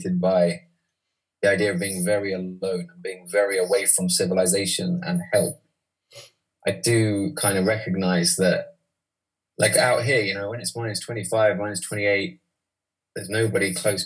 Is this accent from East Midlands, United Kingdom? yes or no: yes; East Midlands, United Kingdom; moved away; also born or lived in London; I'm from the East Midlands.